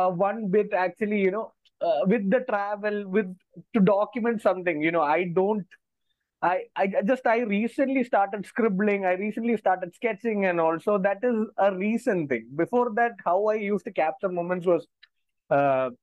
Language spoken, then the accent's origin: English; Thiruvananthapuram, Kerala, India; moved away as an adult; now in Hyderabad, India; I'm from Kerala. I'm from this place called Trivandrum, the southernmost point of India. So of course, I spent my 22 years in Trivandrum before shifting to Hyderabad in 2018.